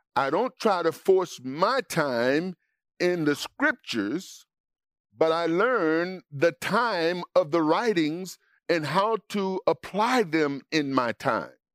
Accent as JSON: {"language": "English", "region": "Mississippi", "country": "United States", "tie": "born or raised there", "said": "growing up in Mississippi"}